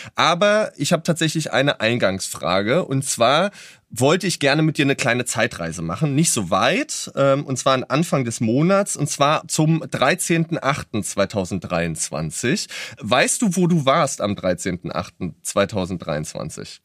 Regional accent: Berlin, Germany

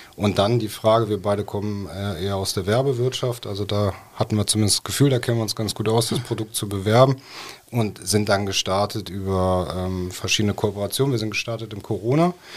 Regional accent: Cologne, North Rhine-Westphalia, Germany; moved away as an adult; also born or lived in Munich; Ich als gebürtiger Kölner äh, hatte dann diesen Zuhausebezug

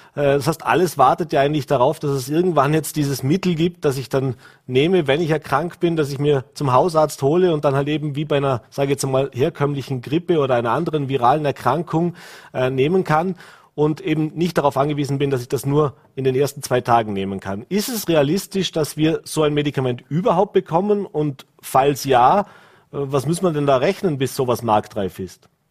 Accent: Vorarlberg, Austria; bei uns in Vorarlberg

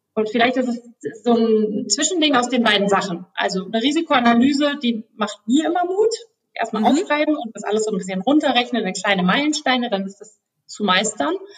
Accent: Berlin, Germany; Ich komme auch aus Berlin, bin hier geboren

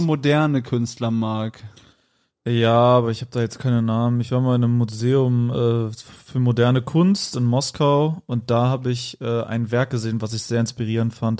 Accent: Eifel, Germany; ich komme aus der Eifel

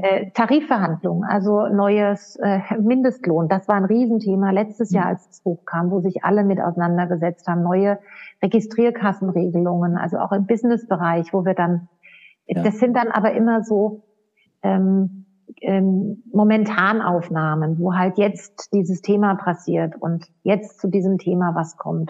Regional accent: Odenwald, Hesse, Germany; also born or lived in United States; now in Austria; ich komme selbst aus, aus dem Odenwald

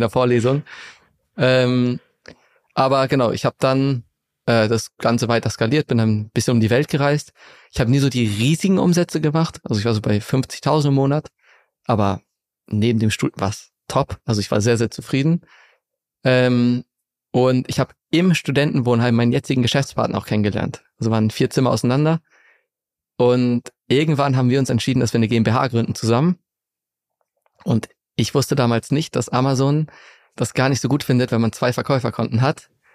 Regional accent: Segeberg district, Schleswig-Holstein, Germany; now in Hamburg, Germany; Ich bin in der Nähe von Hamburg aufgewachsen, in Schleswig-Holstein, im Kreis Segeberg, in einem ganz kleinen Dorf

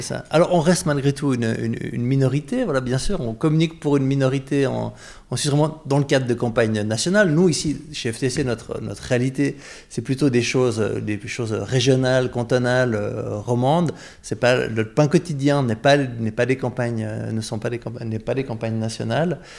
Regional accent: Vaud, Switzerland; Moi, je suis un vaudois

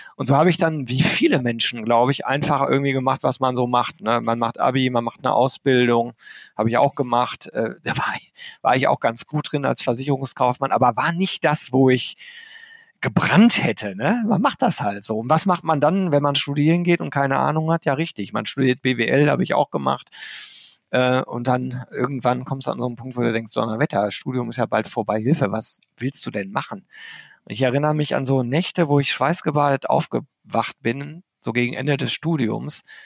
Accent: Arnsberg, North Rhine-Westphalia, Germany; ich bin im Sauerland groß geworden, in Arnsberg.

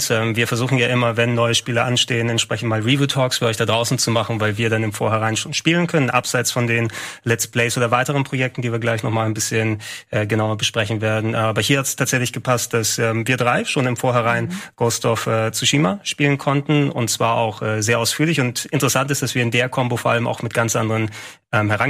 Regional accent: Attica, Greece; ich fand es eben schön, dass du wirklich eine Handvoll Kilometer zwischen Athen und meinem Heimatdorf hast

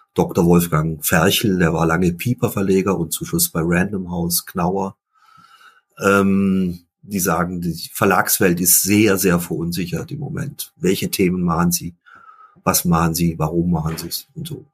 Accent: Ravensburg, Baden-Württemberg, Germany; also born or lived in Limburg; weil wir in der Stadt gewohnt haben, in Süddeutschland, in Ravensburg

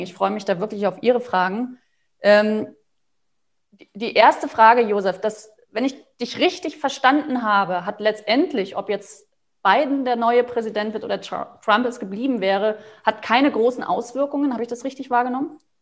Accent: Germany; für uns als, als Deutsche

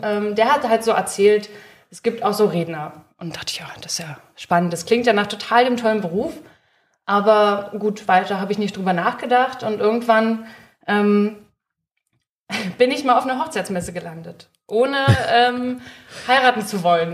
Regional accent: Peitz, Brandenburg, Germany; moved away as an adult; now in Leipzig, Germany; ich komme ursprünglich aus Peitz

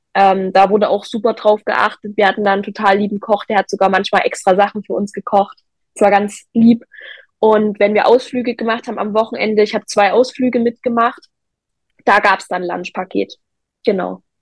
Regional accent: Zwickau, Saxony, Germany

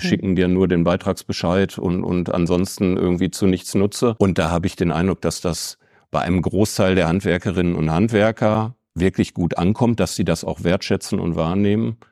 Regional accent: Bochum, North Rhine-Westphalia, Germany; moved away as an adult; now in Bielefeld, Germany; Ich bin wirklich sehr stolz auf die Region, aus der ich komme. Und es ist auch nicht der ganze Ruhrpott, sondern es ist wirklich Bochum. Ich bin Bochumer

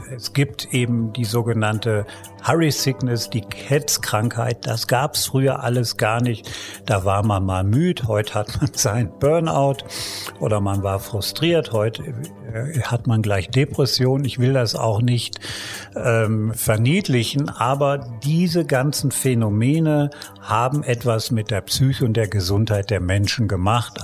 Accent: Germany; ich komme ja aus Deutschland

